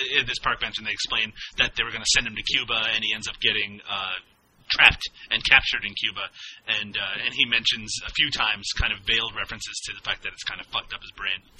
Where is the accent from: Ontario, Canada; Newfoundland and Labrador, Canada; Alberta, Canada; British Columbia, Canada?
Newfoundland and Labrador, Canada; accent: Newfoundland; And those friends are me. And my Newfoundland accent.